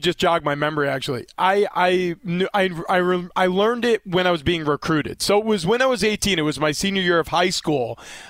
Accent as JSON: {"language": "English", "region": "New York", "country": "United States", "tie": "born or raised there", "said": "growing up in New York, I just assumed that Notre Dame was in New York."}